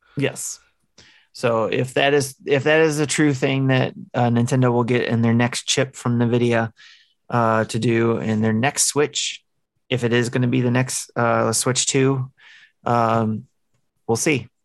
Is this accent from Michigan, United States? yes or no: yes; Detroit, Michigan, United States; I grew up in Detroit, um, with all kinds of cultures living on the same street